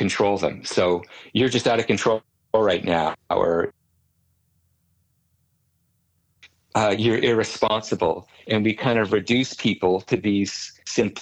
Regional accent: Canada; As a Canadian

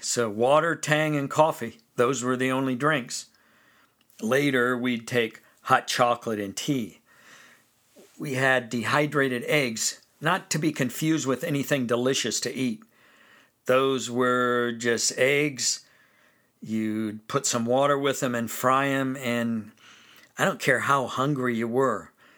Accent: Fresno, California, United States; I grew up in Fresno, California

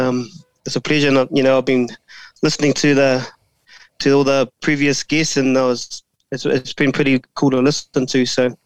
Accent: Auckland, New Zealand; also born or lived in New Plymouth / Australia; So I'm born and bred Poinsett boy in Auckland. Lived here pretty much all my life, with a couple of stints, or one stint overseas, and I think when I was between 7 and 10, we moved down to New Plymouth for 3 years.

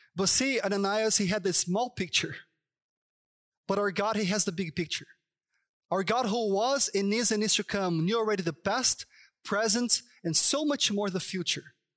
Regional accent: São Paulo, Brazil; English is a second language; moved away as an adult; now in Toronto, Canada; I'm from Sao Paulo

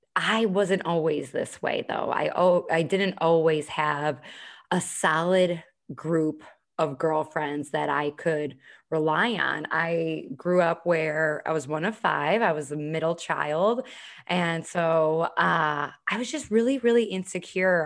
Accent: Chicago, Illinois, United States; now in Charleston, United States; I'm originally from Chicago, live here in Charleston now.

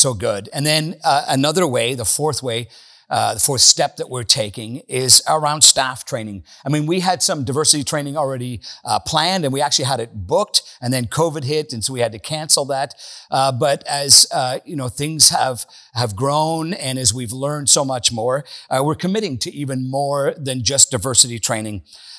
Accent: Northern Ireland, United Kingdom; moved away; I grew up in Northern Ireland.

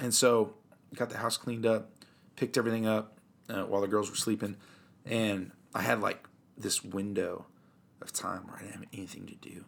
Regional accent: Central Illinois, United States; I grew up here in Central Illinois.

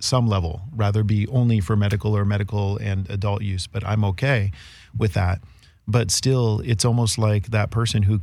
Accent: United States; as an American

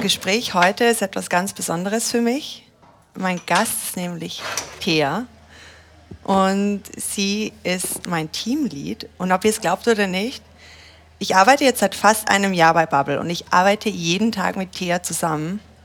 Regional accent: Austria; moved away as an adult; now in Germany; also ich bin ja aus Österreich zum Beispiel und wurde integriert jetzt hier in, in, in Deutschland.

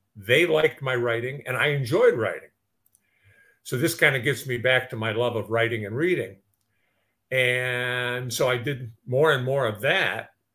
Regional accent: Detroit, Michigan, United States; I grew up in Detroit.

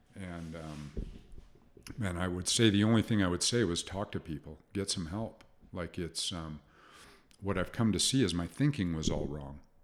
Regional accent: Salt Lake City, Utah, United States; I grew up in Salt Lake City

